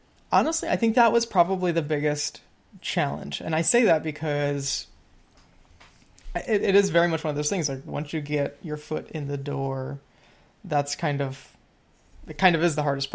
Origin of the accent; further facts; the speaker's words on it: Midwest, United States; we're from the Midwest, different sides of the Midwest